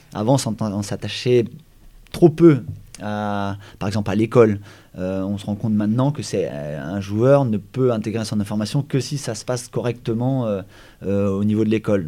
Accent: Brittany, France; also born or lived in Paimpol / Guingamp / Saint-Brieuc / Brest; moi, je suis breton, on est breton

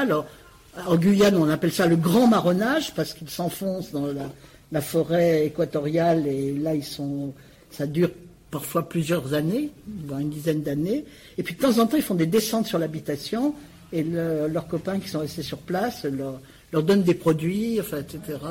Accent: Saint-Étienne, Auvergne-Rhône-Alpes, France; ma ville natale, euh, que, dont je connais bien l'histoire, Saint-Étienne

